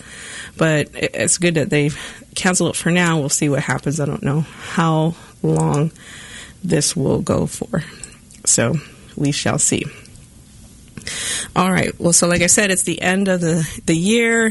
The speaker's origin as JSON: {"language": "English", "region": "Southwest", "country": "United States", "said": "where I'm from Southwest, our Pueblo people do ceremonial dances"}